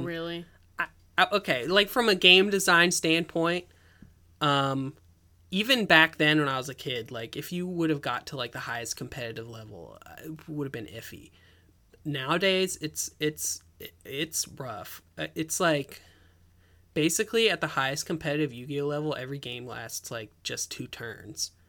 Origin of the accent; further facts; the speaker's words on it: Ellicott City, Maryland, United States; I grew up in Ellicott City.